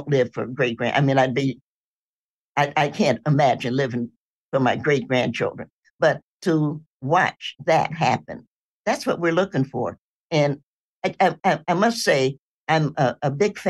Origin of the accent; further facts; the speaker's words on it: Knoxville, Tennessee, United States; I'm a Tennessean. I was born in Knoxville